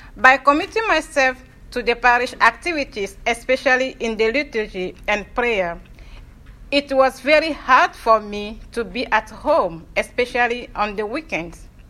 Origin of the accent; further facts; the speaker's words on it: Lomé, Maritime, Togo; moved away as an adult; also born or lived in Dubuque, Iowa, United States; now in United States; I was born and raised in Lomé, the capital city of Togo in West Africa